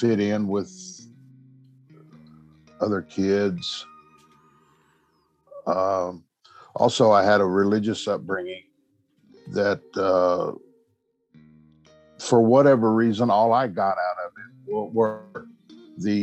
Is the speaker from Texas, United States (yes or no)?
yes; Austin, Texas, United States; I am from Austin. I was born in Austin. I live outside of Austin now.